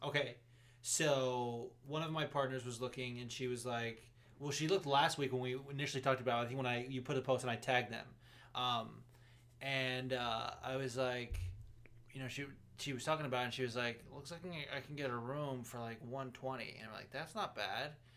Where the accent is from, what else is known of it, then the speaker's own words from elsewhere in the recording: Las Vegas, Nevada, United States; moved away; also born or lived in Los Angeles, California; growing up in Vegas